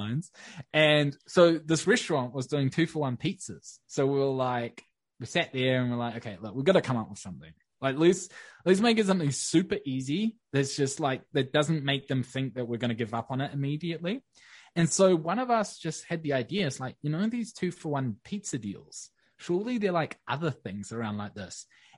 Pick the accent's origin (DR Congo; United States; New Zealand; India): New Zealand; Wellington; we moved into this new fancy ass co-working space in my hometown in Wellington.